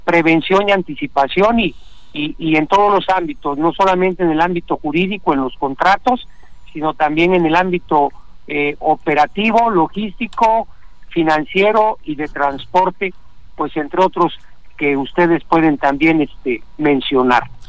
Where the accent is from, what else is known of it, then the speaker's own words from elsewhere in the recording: Mexico; todos somos mexicanos